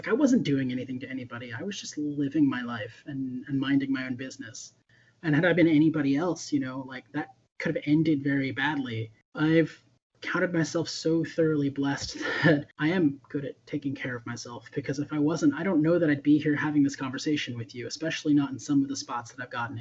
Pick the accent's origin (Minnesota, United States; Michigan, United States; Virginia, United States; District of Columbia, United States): Virginia, United States; Lynchburg; I grew up in Lynchburg, Virginia